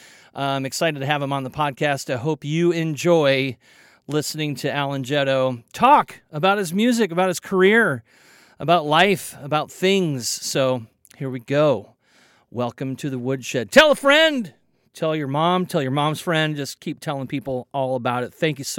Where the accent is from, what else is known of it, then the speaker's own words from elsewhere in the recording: Kansas City, Missouri, United States; I'm from Kansas City, so the Missouri side.